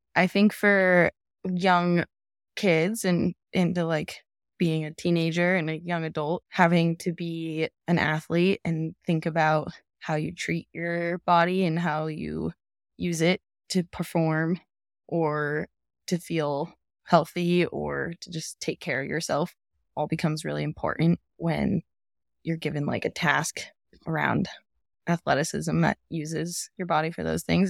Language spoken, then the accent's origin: English; Jackson, Wyoming, United States; also born or lived in Telluride, Colorado; I was not born here, but I was raised here. So I've been here for most of my life. And here I am, still in Tetons, still in Jackson